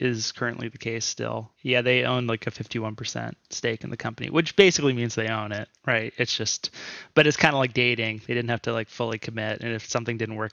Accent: Houston, Texas, United States; I'm from Texas. Yeah, I'm from Houston, Texas.

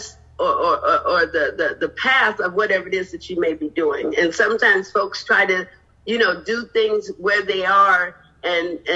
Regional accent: Chicago, Illinois, United States; moved away as an adult; now in Los Angeles, United States; I'm originally from Chicago, but I've been living in the greater Los Angeles area for the past 15 years.

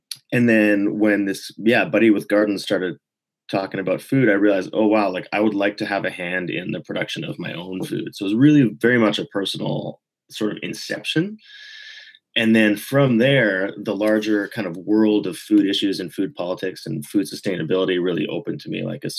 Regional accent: Vancouver, British Columbia, Canada; also born or lived in Quebec; I grew up in Vancouver in British Columbia, but I traveled a lot as a kid. My parents moved around really a lot.

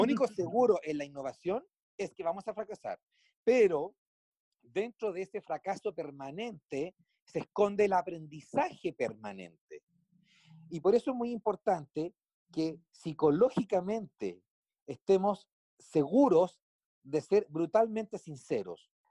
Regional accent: Chile; En mi país, Chile, se innova

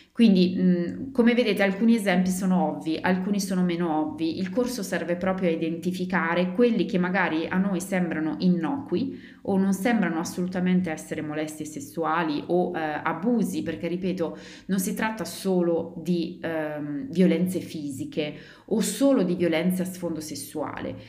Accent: Italy; moved away; mio paese d'origine, in Italia, dove una cosa del genere non esiste

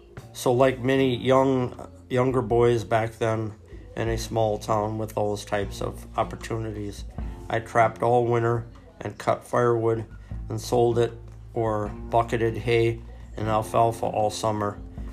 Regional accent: Lowell, Wyoming, United States; also born or lived in Seattle, Washington; I was born in Seattle, Washington, and there's not much of a way of trapping going on up there. I was relocated at an early age to Lowell, Wyoming.

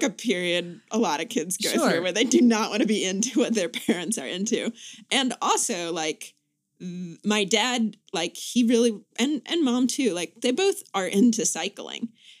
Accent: Greensboro, North Carolina, United States; also born or lived in Charlottesville, Virginia; So I was born in Charlottesville and then grew up in Greensboro, North Carolina.

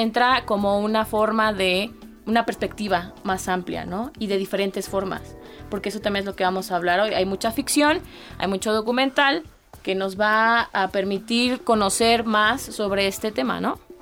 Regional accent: Mexico; todos los que nacimos y crecimos aquí en México

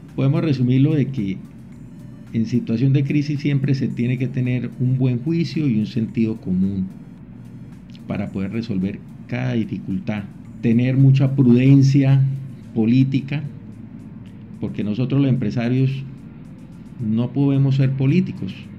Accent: San Gil, Santander, Colombia; moved away as an adult; also born or lived in Medellín, Colombia / Bucaramanga, Colombia; now in Venezuela; Yo nací en San Gil, Santander

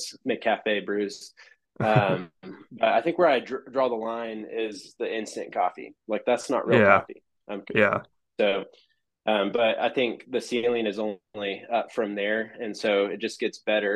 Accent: Amarillo, Texas, United States; moved away as an adult; now in Lubbock, United States; I grew up in Amarillo, went to TBC growing up all my life

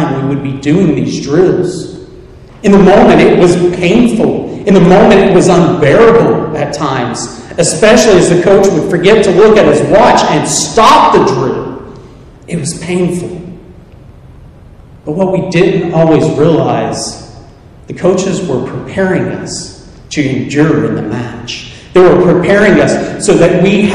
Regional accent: Soddy-Daisy, Tennessee, United States; I'm from the South

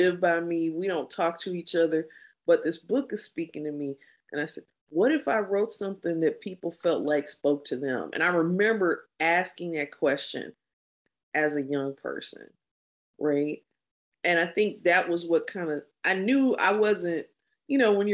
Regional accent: Kankakee, Illinois, United States; also born or lived in Chicago; I was very involved in the Black community where I grew up in Kankakee

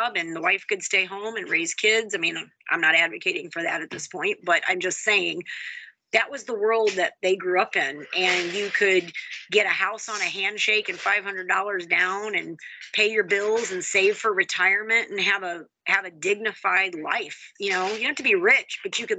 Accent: Houston, Texas, United States; now in Holly, Michigan, United States; I'm from Houston, most diverse city in the country. I grew up

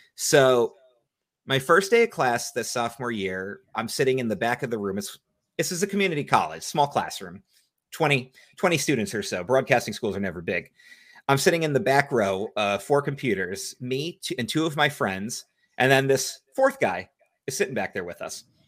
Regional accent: New Jersey, United States; I love New Jersey, that's my home state

